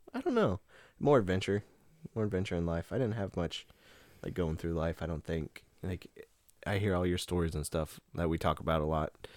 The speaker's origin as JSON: {"language": "English", "region": "Nebraska", "country": "United States", "tie": "born or raised there", "said": "home to me is still back in Nebraska"}